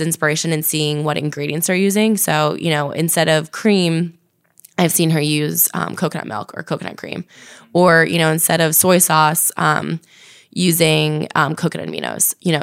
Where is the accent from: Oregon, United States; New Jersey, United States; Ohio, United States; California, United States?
New Jersey, United States; also born or lived in Virginia; originally from New Jersey